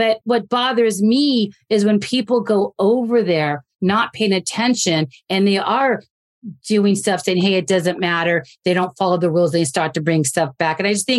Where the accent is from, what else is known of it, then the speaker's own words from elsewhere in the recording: United States; as an American